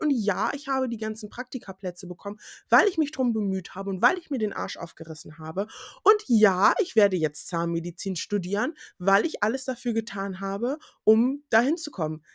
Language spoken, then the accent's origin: German; Germany; first language German; dass auch schwarze Leute in Deutschland geboren sein können und dass Deutsch auch meine Muttersprache ist